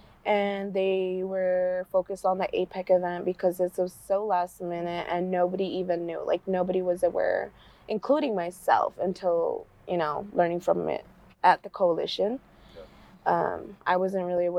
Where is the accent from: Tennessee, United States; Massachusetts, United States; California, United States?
California, United States; San Francisco; I was born and raised in San Francisco